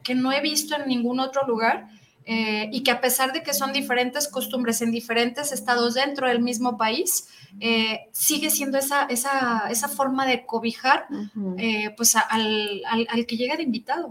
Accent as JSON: {"language": "Spanish", "country": "Mexico", "said": "soy mexicana"}